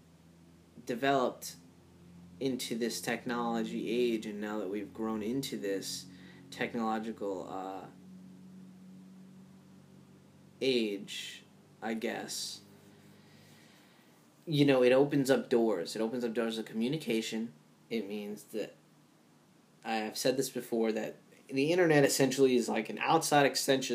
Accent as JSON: {"language": "English", "region": "Rhode Island", "country": "United States", "tie": "born or raised there", "said": "growing up in Rhode Island"}